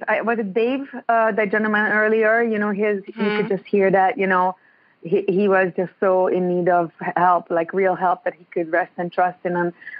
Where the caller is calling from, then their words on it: Ontario, Canada; I'm in Ontario.